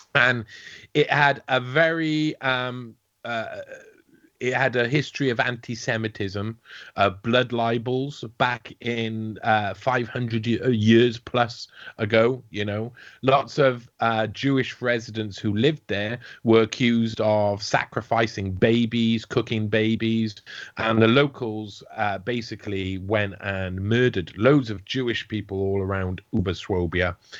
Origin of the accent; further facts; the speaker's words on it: South Wales, United Kingdom; I'm from South Wales